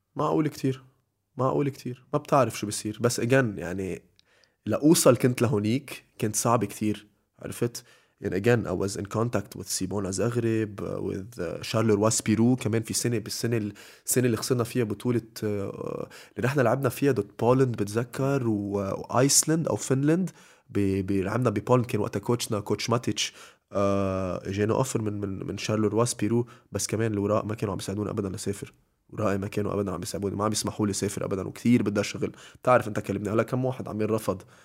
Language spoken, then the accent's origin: Arabic; Lebanon; أنا لبناني